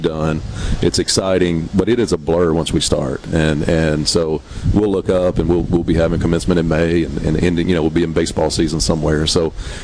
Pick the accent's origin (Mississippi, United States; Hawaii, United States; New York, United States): Mississippi, United States; Hoka; that's my hometown.